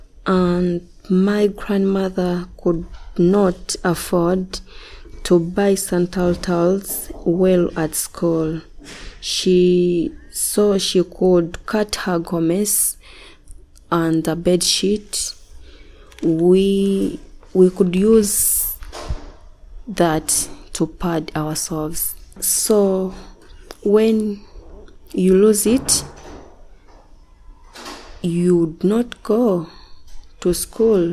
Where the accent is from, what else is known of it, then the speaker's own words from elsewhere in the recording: Uganda; I'm a Ugandan from Kamosha. I'm a married woman with one boy. I grew up from Tareja district with my grandma